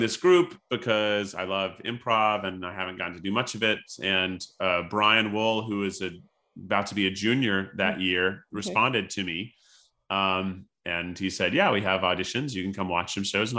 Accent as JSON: {"language": "English", "region": "Tennessee", "country": "United States", "tie": "born or raised there", "also_born_or_lived": "Illinois", "moved": "as an adult", "said": "I grew up in Tennessee and the town I grew up in was really small"}